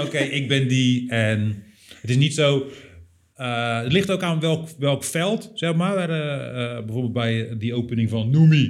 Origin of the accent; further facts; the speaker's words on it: Rotterdam, South Holland, Netherlands; wij zijn natuurlijk als stad, als Rotterdammers